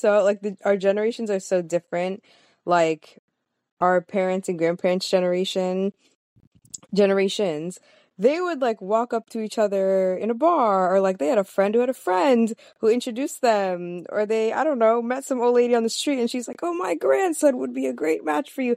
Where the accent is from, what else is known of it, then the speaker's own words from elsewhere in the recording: South Florida, United States; moved away as an adult; also born or lived in Miami / Jamaica (heritage); now in New York, United States; when I was in South Florida growing up, I knew a ton of Jamaicans specifically